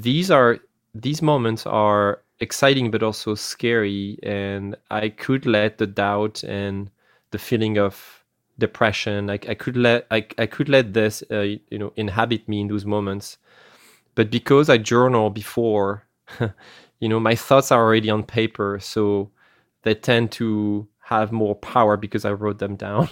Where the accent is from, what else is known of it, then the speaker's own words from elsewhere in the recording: France; accent: French; English is a second language; moved away; I have an accent because I come from France. I'm originally from France